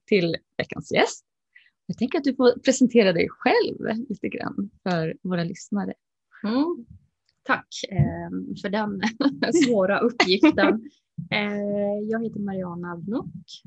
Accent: Luleå, Norrbotten County, Sweden; Jag finns i Luleå mm. och mm, där jag är född och uppvuxen.

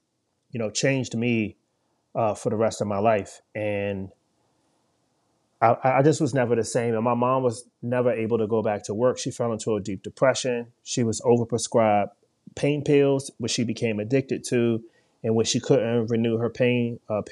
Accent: Washington, District of Columbia, United States; I grew up in Washington, D.C.

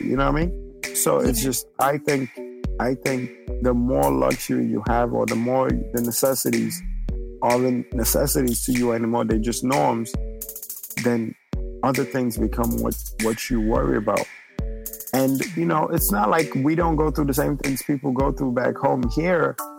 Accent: New York City, New York, United States; also born or lived in Nigeria; I grew up in the Bronx, so I know a lot of Ghanaians

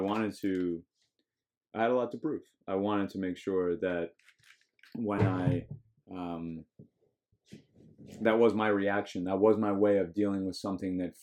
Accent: Park City, Utah, United States; now in Miami, United States; my hometown

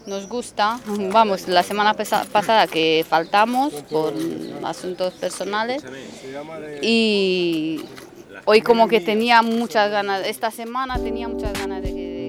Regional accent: mountain village near Brasov, Transylvania, Brașov County, Romania; moved away as an adult; also born or lived in Spain; now in Madrid, Spain; Pues estamos de Rumanía nosotros

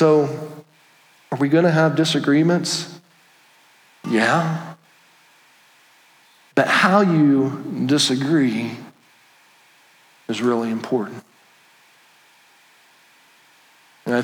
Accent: Indiana, United States; And it wasn't like, oh, I'm from Indiana, you guys are from California.

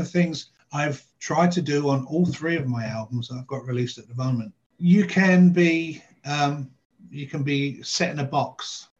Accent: Bournemouth, South West England, United Kingdom; born there; also born or lived in Nottingham; I was born in Bournemouth in England, which is on the south coast. Moved up to Nottingham, which is up in the north.

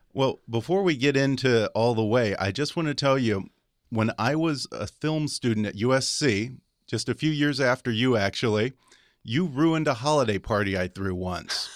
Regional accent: Texas, United States; I'm from Texas

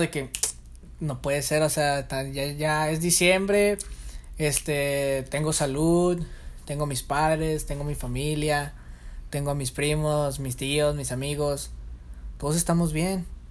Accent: Monterrey, Nuevo León, Mexico; en mi caso, como regio, hacen tamales del veinticuatro

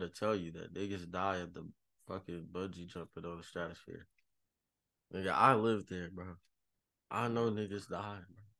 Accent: Las Vegas, Nevada, United States; moved away as an adult; that's how you know I'm from Vegas.

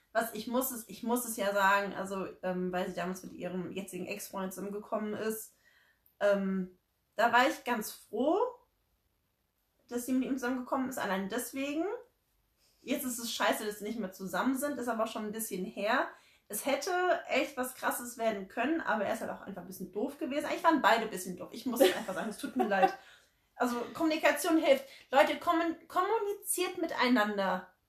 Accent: Frankfurt, Hesse, Germany; gebürtige Frankfurterin tatsächlich und auch sehr, sehr stolz darauf

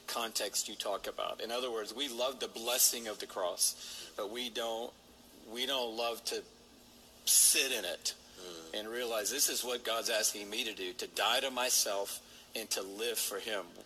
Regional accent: Atlanta, Georgia, United States; The blessing of the curse that happened generationally that allowed me to grow up in Atlanta

